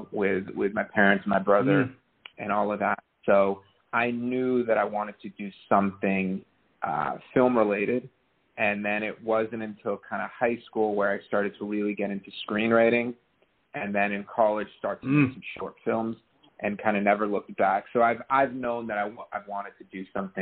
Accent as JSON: {"language": "English", "town": "Los Angeles", "region": "California", "country": "United States", "tie": "born or raised there", "said": "L.A. born and raised"}